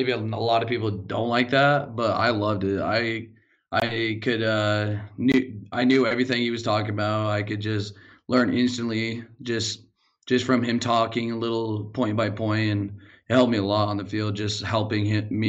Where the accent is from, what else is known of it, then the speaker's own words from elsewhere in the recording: Helena, Montana, United States; I was born in Helena. I've lived here my whole entire life.